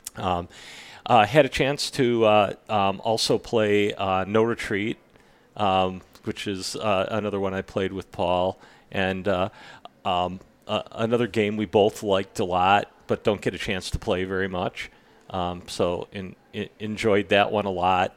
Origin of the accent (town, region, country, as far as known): Illinois, United States; born or raised there; also born or lived in Milwaukee, Wisconsin; now in Grand Junction, United States